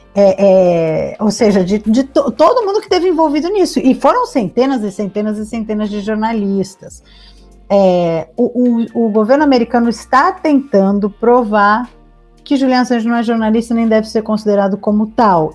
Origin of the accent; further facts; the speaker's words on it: São Paulo, Brazil; eu sou de São Paulo